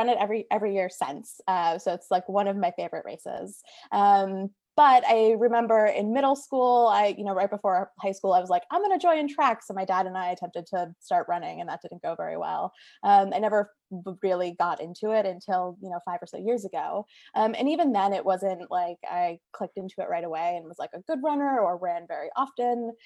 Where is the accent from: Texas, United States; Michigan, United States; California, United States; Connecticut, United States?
Connecticut, United States; Naugatuck; also born or lived in Stamford, Connecticut; I'm from Connecticut as well. I'm, I'm from the Naugatuck area